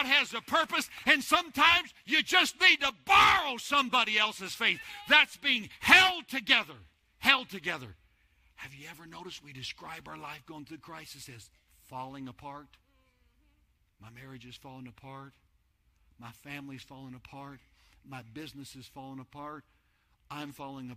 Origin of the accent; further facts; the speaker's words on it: New Mexico, United States; moved away as an adult; now in Texas, United States; Before Denise and I came to Texas, we're from New Mexico. That's where we lived